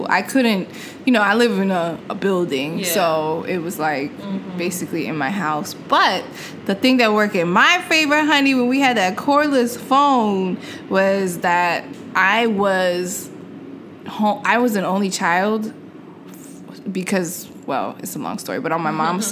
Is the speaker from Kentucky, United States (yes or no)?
no; New York City, New York, United States; I grew up in New York City